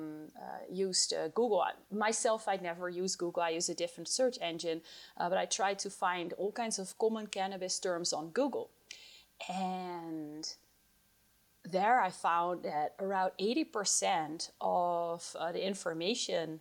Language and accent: English; Netherlands; moved away as an adult; now in Colorado, United States; I moved from my home country, the Netherlands, where I did my PhD in cannabis research, to the United States, Colorado